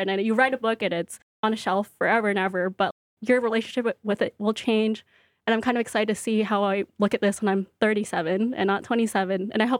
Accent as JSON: {"language": "English", "town": "Brooklyn", "region": "New York", "country": "United States", "said": "So I am from Brooklyn. I'm excited to do a Brooklyn event."}